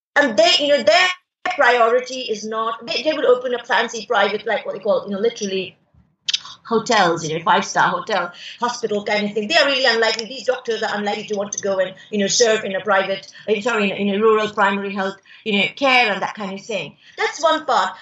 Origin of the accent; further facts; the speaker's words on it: India; also born or lived in United Kingdom / France; I choose to remain in India